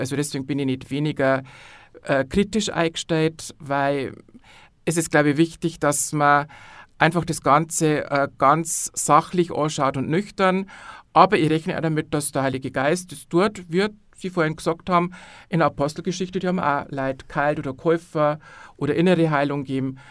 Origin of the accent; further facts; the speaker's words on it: Landau an der Isar, Bavaria, Germany; ich bin aus Landau an der Isar